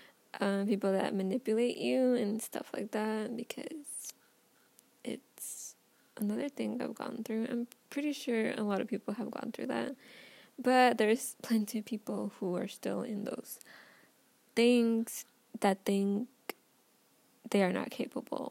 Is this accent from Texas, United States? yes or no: yes; Texas, United States; I'm from Texas